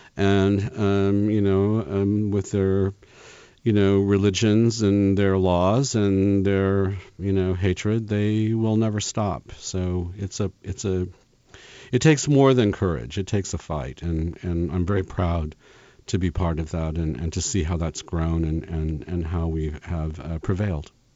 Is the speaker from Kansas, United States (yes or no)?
yes; Kansas, United States; moved away; I grew up in Kansas